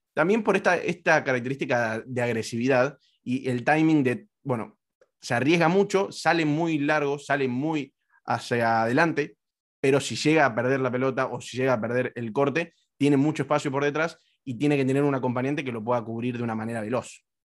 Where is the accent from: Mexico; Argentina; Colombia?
Argentina; yo soy argentino